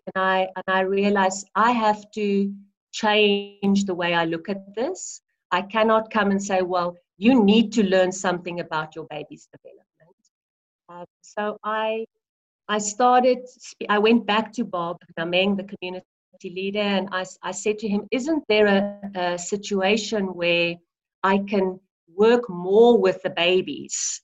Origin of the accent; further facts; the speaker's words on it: South Africa; i am a South African